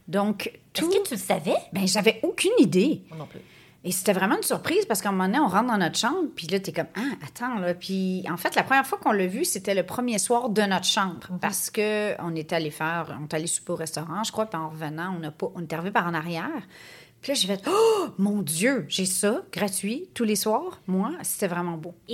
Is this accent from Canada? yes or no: yes; Canada; Je pense qu'en tant que Canadien, c'est un petit peu un must à faire.